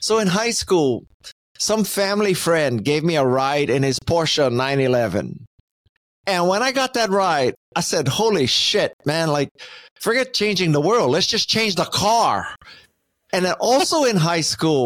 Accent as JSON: {"language": "English", "town": "Honolulu", "region": "Hawaii", "country": "United States", "tie": "born or raised there", "moved": "as an adult", "said": "I am from Honolulu, Hawaii. I grew up in a lower middle class area"}